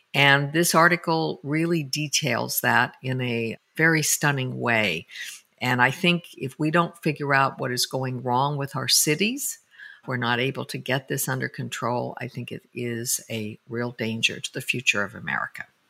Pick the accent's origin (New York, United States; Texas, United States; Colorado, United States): Colorado, United States; Denver; I used to ride bus number 15 when I was growing up in Denver, Colorado